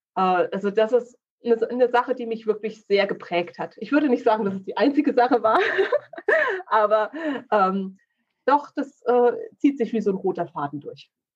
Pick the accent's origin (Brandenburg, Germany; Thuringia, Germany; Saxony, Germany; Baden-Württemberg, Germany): Thuringia, Germany; Kleinschmalkalden; now in Ilmenau, Germany; ich bin aufgewachsen in Kleinschmalkalden.